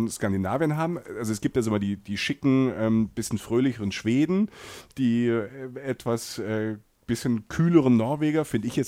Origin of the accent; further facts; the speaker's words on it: Rhineland-Palatinate, Germany; Ich komme aus der Pfalz, da haben die Menschen das am Weinberg.